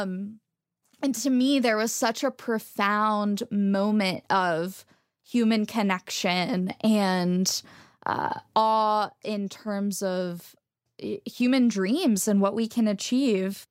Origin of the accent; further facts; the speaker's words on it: Texas, United States; moved away; I grew up in Texas where a lot of people, um, didn't trust scientists.